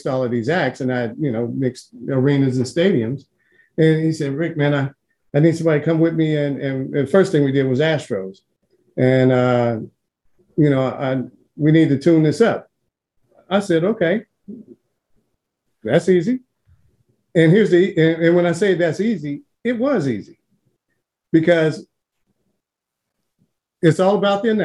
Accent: Cincinnati, Ohio, United States; I grew up in Cincinnati

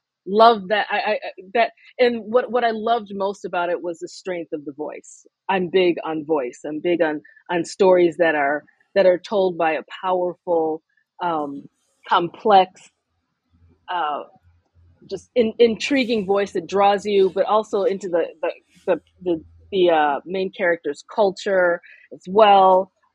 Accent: United States; for me as a Nigerian American writer who is being published in predominantly North America.

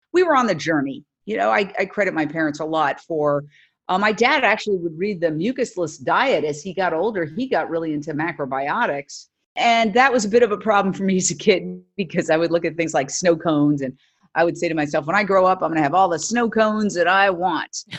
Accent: New York City, New York, United States; moved away as an adult; also born or lived in Los Angeles; I went to New York City, back in my hometown, uh, literally working down the block or up the block from where I grew up

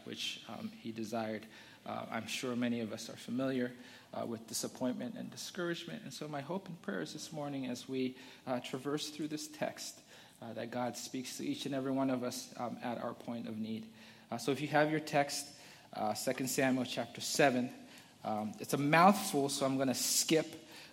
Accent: Zambia; moved away; I'm from Zambia. I was born and raised in Zambia

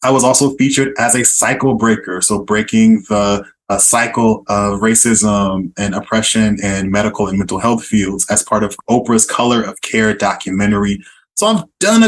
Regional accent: Oakland, California, United States; moved away as an adult; also born or lived in San Diego / Miami, Florida / Boston; now in Philadelphia, United States; born and raised in East Oakland, California, shout out Bay Area

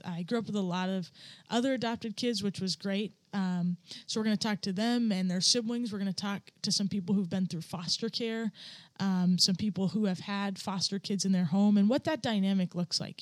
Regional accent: upstate New York, United States; also born or lived in Bangkok, Thailand / Ohio / Utah / Virginia; I grew up my childhood here in upstate New York

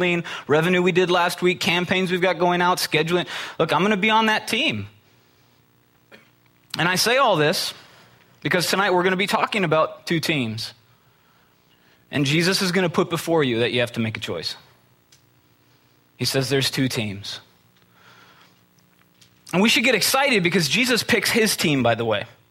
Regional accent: Midwest, United States; I'm from the Midwest

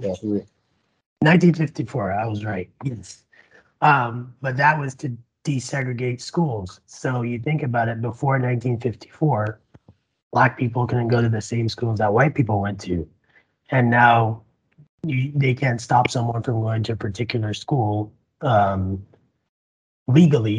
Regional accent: Barbados; also born or lived in Nampa, Idaho; now in Idaho, United States; I'm an immigrant from the Caribbean. I came from Barbados uh, 11 years ago

